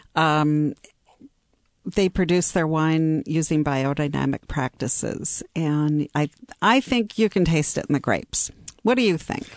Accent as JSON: {"language": "English", "town": "Seattle", "region": "Washington", "country": "United States", "also_born_or_lived": "New York / Bay Area / Chicago", "moved": "as an adult", "said": "I am from Seattle"}